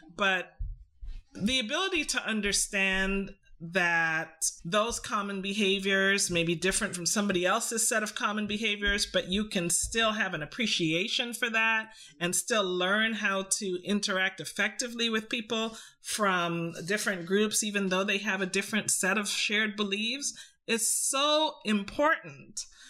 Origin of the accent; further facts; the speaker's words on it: Canada; also born or lived in Trinidad; I grew up in Canada